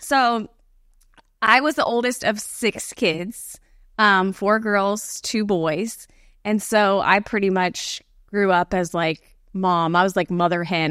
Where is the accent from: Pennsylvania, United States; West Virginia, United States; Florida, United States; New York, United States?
Florida, United States; Bradenton; I grew up in the Bradenton, Sarasota area, which is, like, just south of Tampa